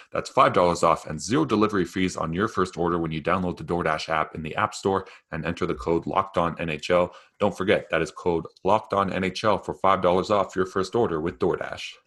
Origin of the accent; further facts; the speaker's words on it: Canada; as a Canadian living in Canada